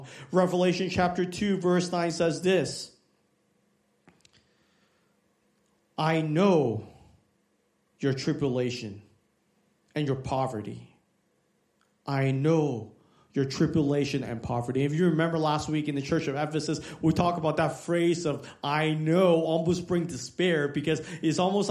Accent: Hong Kong; moved away; I was born in Hong Kong

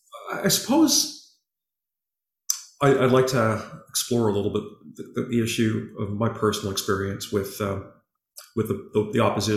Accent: Halifax, Nova Scotia, Canada; born there; I was born in Halifax.

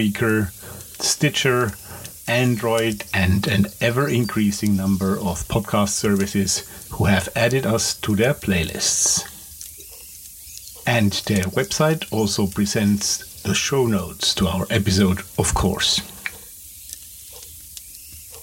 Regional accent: Austria; English is a second language; I am talking to you, as you might guess from my nice little accent, from Europe. More precisely from Austria, from a smallish town just a little outside of our capital, Vienna

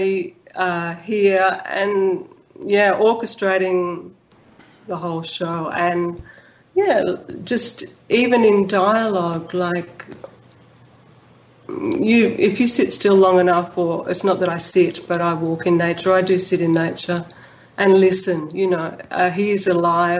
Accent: Melbourne, Victoria, Australia; I'm from Fitzroy.

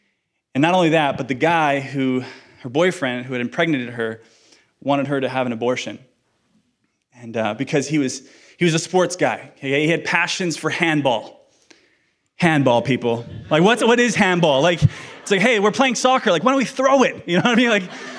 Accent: Iceland; English is a second language; I'm from Iceland, guys. Give me an ESL card here, okay? ESL. Yes, I am from Iceland.

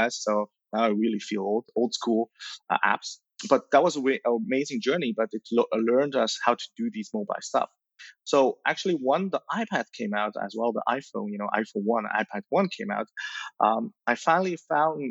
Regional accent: Belgium; also born or lived in Shanghai, China; born in Shanghai, you know, in 85, you know, so the Cultural Revolution era, you know, at a very young age, you know, I moved to Belgium

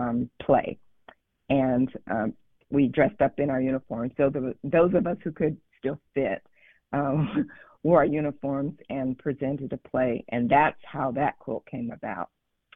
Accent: North Carolina, United States; And interestingly enough, I am originally from North Carolina.

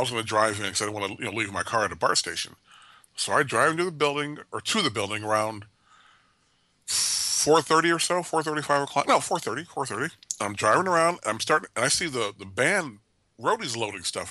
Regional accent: Oakland, California, United States; moved away as an adult; I grew up in Oakland first twenty-two years of my life

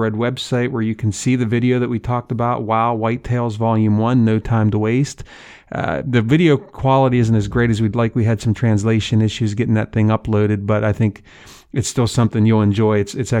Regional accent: the East, United States; now in Midwest, United States; That is one of my favorite shows as an Easterner. I grew up in the East, live in the Midwest now, that likes to hunt out West.

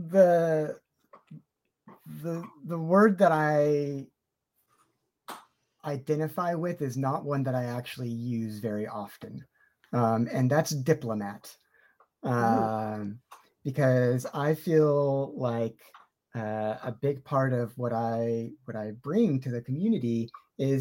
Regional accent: California, United States; as a Californian

